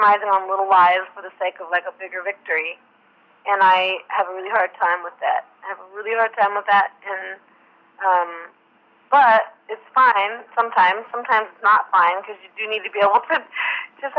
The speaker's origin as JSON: {"language": "English", "town": "Portland", "region": "Oregon", "country": "United States", "tie": "born or raised there", "said": "I'm from Portland"}